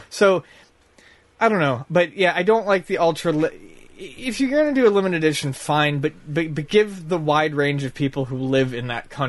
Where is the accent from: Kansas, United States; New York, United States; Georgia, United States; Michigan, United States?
New York, United States; Buffalo; Time yeah, from Buffalo. Yeah, I'm from Buffalo.